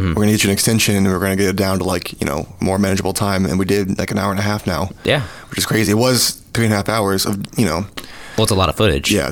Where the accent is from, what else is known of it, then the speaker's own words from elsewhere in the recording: Kentucky, United States; Kentucky, and I'm from Kentucky, so that was really cool.